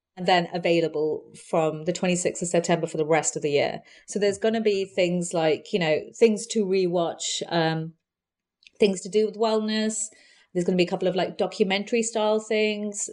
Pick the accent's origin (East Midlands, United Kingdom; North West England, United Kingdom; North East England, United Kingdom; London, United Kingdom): London, United Kingdom; also born or lived in Feltham; I grew up in Southall and Hounslow.